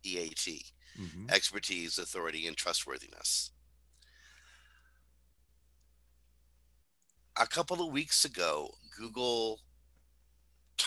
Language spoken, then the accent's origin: English; Canada; We're not used to measuring our accomplishments